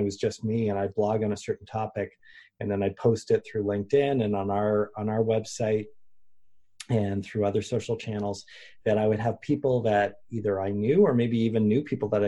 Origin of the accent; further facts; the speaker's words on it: Canada; being a Canadian